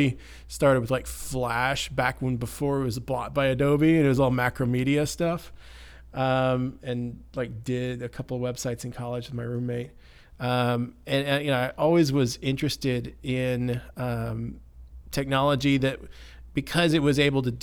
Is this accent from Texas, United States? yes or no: yes; Carrollton, Texas, United States; now in Denton, United States; my hometown of Carrollton. I grew up in Carrollton, actually